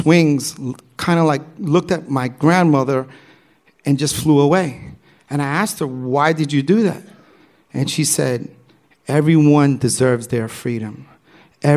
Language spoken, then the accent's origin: English; New York City, New York, United States; growing up in New York City, I grew up as a b-boy.